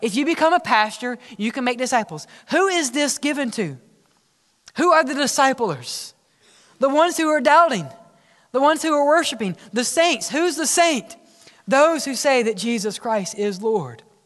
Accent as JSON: {"language": "English", "town": "Oxford", "region": "Mississippi", "country": "United States", "tie": "born or raised there", "said": "growing up in Oxford, Mississippi, when I was learning how to drive"}